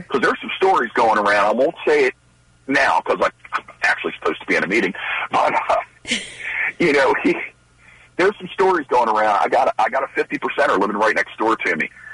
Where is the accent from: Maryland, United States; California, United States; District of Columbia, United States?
Maryland, United States; Baltimore; born and raised in Baltimore City